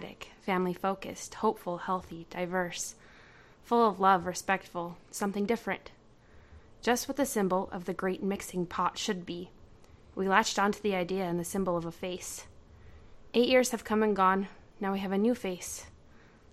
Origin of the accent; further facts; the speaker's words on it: United States; I'm an American